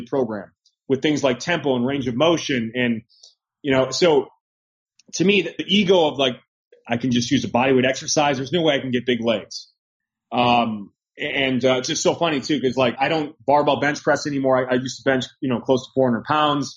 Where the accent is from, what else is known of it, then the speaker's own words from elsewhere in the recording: United States; as an American, it's that American mindset